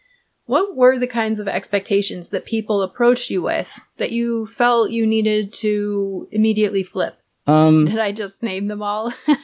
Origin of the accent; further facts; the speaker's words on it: New York, United States; You're like, I grew up in Westchester.